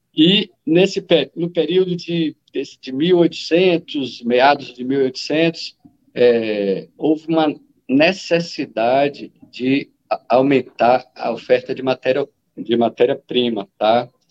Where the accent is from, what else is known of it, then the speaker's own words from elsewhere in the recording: Salvador, Bahia, Brazil; moved away as an adult; now in Vale do Jequitinhonha, Brazil; Eu, na verdade, fui é, criado em Salvador, nasci em Salvador